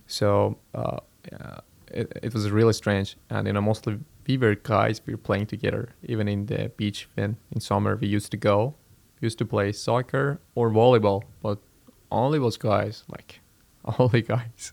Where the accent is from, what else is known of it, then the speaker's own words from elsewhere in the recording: Iran; moved away as an adult; I'm Iranian. I'm from Iran.